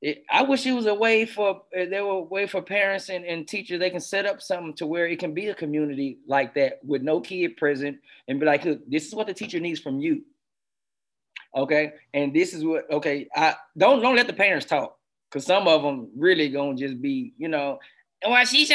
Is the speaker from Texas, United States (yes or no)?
yes; Houston, Texas, United States; I'm from Houston, Texas.